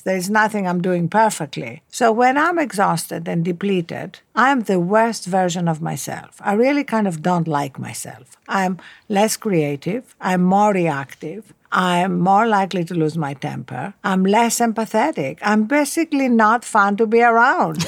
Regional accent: Athens, Attica, Greece; English is a second language; moved away as an adult; also born or lived in Cambridge; Athens, Greece, where I was brought up

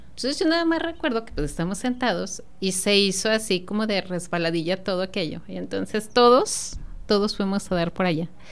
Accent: Celaya, Guanajuato, Mexico; los celayenses

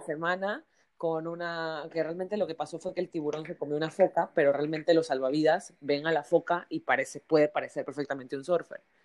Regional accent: Panama; moved away; also born or lived in Barcelona, Spain; siendo panameña en Barcelona

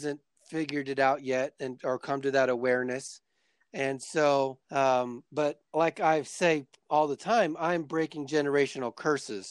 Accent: Florida, United States; now in Colorado Springs, United States; I live in Colorado Springs, Colorado, USA. I grew up in Florida

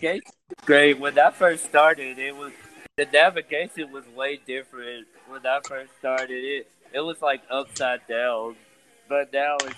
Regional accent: Chattanooga, Tennessee, United States; Come from Chattanooga, Tennessee.

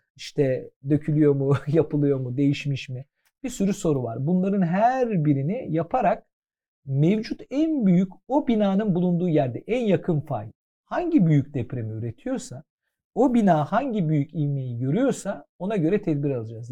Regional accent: Istanbul, Turkey; Ben Fatihliyim. Şimdi Fatihli olduğum için e, her tür insanla beraber yaşadım, büyüdüm

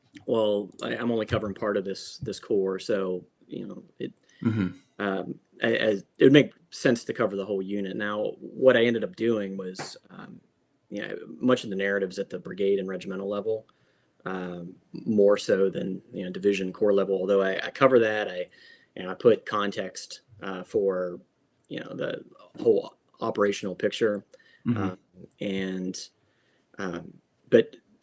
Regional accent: Franklin County, Pennsylvania, United States; I'm from originally from Franklin County, PA, kind of surrounded by a lot of this history

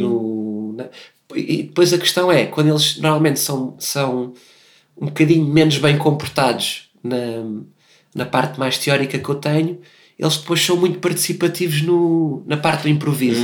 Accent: Portugal; accent: European Portuguese

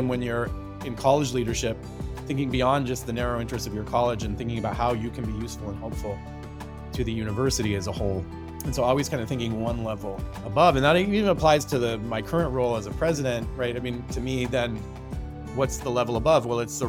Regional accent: Puyallup, Washington, United States; Yeah, I grew up in Puyallup, which is about, you know, I used to say 45 minutes south of here, but I think it's grown in in the commuting time. It's about 30 miles southeast of Seattle.

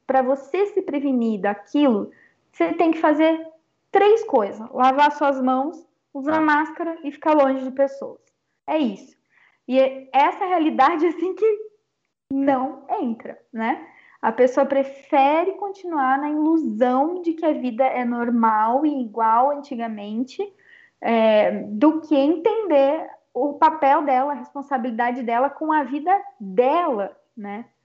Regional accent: Brazil; Eu sou brasileira também

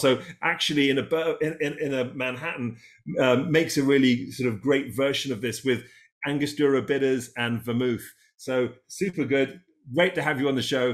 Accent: England, United Kingdom; also born or lived in Catskills; now in United States; Being English

